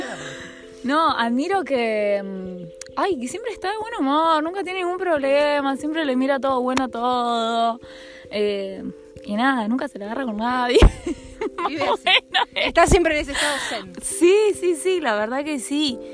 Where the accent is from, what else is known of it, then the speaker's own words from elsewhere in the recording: San Nicolás de los Arroyos, Buenos Aires Province, Argentina; now in Rosario, Argentina; nací en San Nicolás de los Arroyos